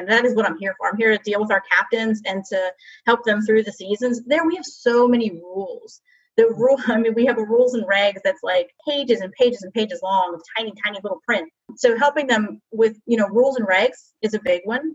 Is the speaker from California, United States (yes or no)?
no; New Jersey, United States; I'm from New Jersey